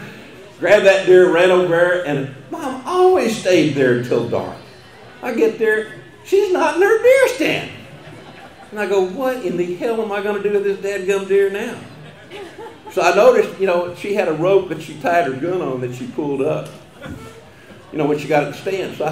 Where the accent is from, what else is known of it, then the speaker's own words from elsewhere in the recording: Colorado County, Texas, United States; first language German; English is a second language; I grew up in Colorado County, a little German-speaking community called Zimmerscheid, kind of between Thrillsburg and Columbus